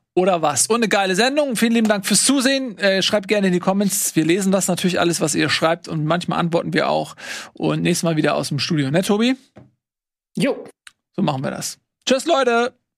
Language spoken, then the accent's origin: German; Hamburg, Germany; als Hamburger